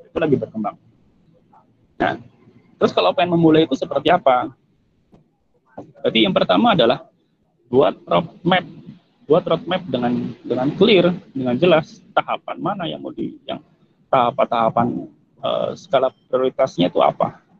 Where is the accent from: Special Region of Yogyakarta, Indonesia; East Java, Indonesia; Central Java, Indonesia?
Central Java, Indonesia; Cilacap; saya aslinya Cilacap saya dari Cilacap